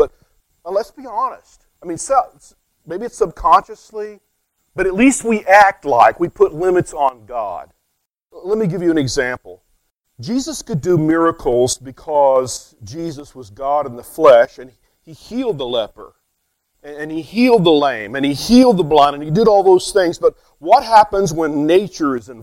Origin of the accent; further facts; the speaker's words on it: West Texas, United States; I'm from West Texas